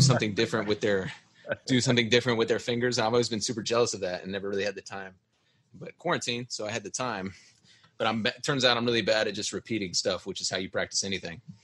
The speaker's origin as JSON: {"language": "English", "region": "Texas", "country": "United States", "tie": "born or raised there", "also_born_or_lived": "South Carolina", "said": "I grew up in Texas"}